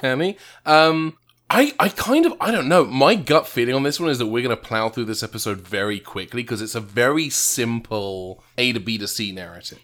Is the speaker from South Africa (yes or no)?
no; England, United Kingdom; moved away; my hometown in England